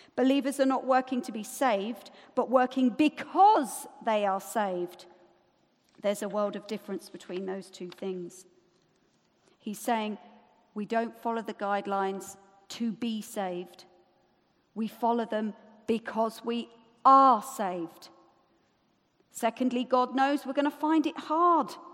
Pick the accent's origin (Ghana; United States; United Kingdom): United Kingdom; we're British